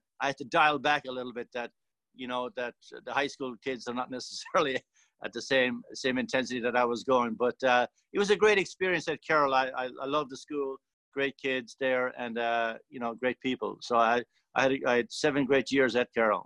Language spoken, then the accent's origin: English; County Tipperary, Munster, Ireland; now in Yakima, United States; I'm from a rural place in Ireland called County Tipperary, just about 5 miles outside the Tipperary town. It's a rural area. And of course, growing up in the late 50s and the 60s